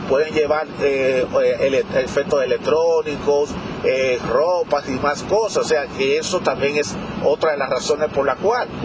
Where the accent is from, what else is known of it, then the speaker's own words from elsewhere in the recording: Dominican Republic; me estoy enfocando en la, República Dominicana porque soy dominicano